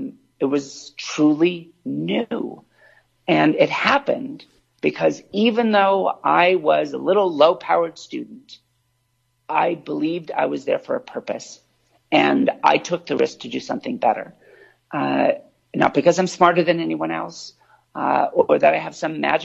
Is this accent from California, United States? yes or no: yes; California, United States; I was born in California on the coast